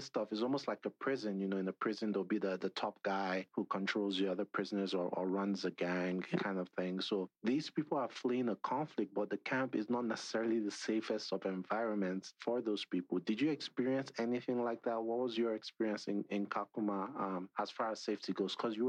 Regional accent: Edo, Nigeria; This is talking about Nigeria, where I'm from. So I'm from Edo State, Nigeria, southern Nigeria

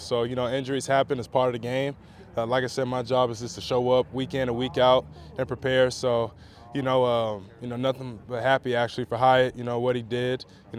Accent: Las Vegas, Nevada, United States; No, we're both from Vegas. We're literally like 10, 15 minutes away from each other.

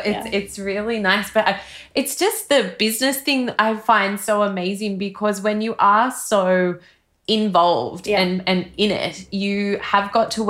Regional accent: Australia; almost as an Australian

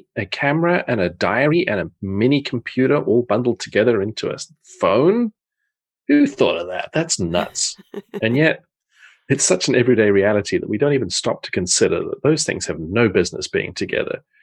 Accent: South Africa; moved away as an adult; also born or lived in Portsmouth, England / Netherlands; now in Zeist, Netherlands; I grew up in South Africa, but I was born in Portsmouth in the south of England.

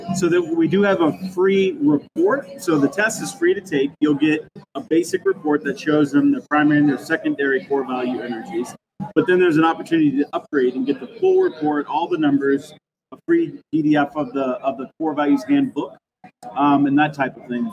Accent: Kansas, United States; now in Gresham, United States; I'm from Kansas originally

